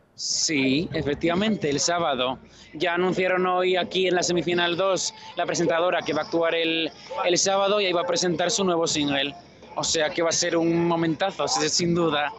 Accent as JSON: {"language": "Spanish", "country": "Spain", "moved": "yes", "lives_now": "Israel"}